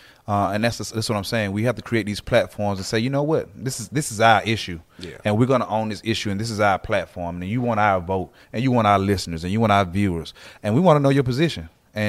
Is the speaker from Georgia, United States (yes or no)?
yes; Atlanta, Georgia, United States; I'm all Atlanta